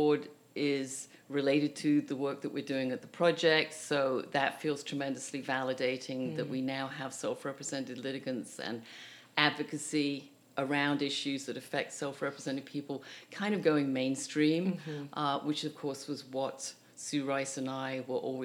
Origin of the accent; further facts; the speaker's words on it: United Kingdom; now in Canada; as a Brit